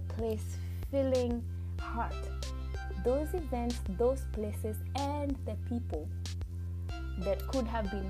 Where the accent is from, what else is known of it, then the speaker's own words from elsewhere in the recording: Kenya; moved away; I am originally from Kenya